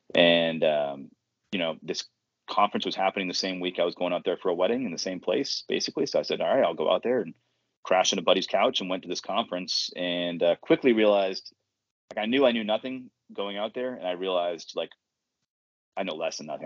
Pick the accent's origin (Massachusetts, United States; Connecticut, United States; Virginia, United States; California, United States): Massachusetts, United States; Boston; moved away as an adult; now in Baltimore, United States; I'm from the Boston area originally